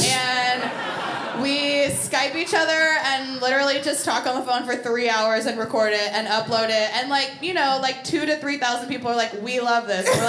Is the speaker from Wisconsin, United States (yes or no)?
no; Tulsa, Oklahoma, United States; now in New York, United States; I'm from Tulsa.